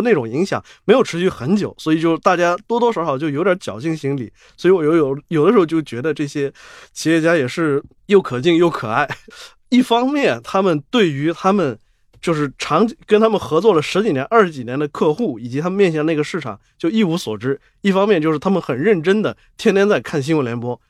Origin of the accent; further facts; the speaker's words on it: Changzhou, Jiangsu, China; 我自己出生在江苏常州嘛